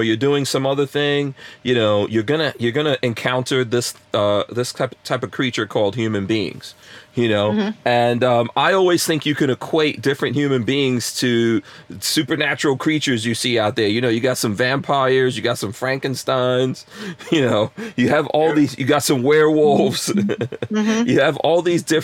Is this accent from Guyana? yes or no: yes; Guyana; moved away; I'm from Guyana.